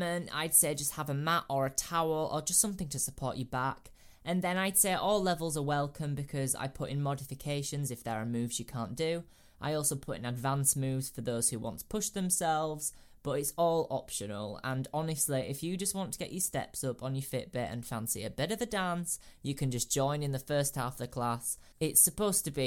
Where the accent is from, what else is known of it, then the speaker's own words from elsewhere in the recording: Bradford Leeds area, Yorkshire and the Humber, United Kingdom; also born or lived in Guildford; And I'm from the Bradford Leeds area, so northerner.